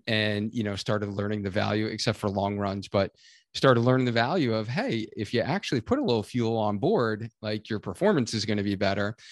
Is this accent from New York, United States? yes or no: yes; New York, United States; now in Connecticut, United States; I'm originally from New York